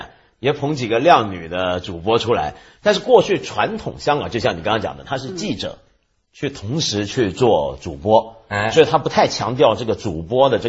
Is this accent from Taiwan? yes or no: yes; Taiwan; now in Hong Kong; 连我这个在台湾长大的人都看不惯了。